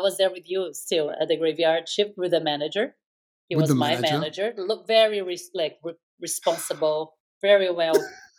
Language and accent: English; Brazil; moved away as an adult; now in Bay Area, United States; I'm Brazilian and I've been living here in the Bay Area since 2005, so for a while now.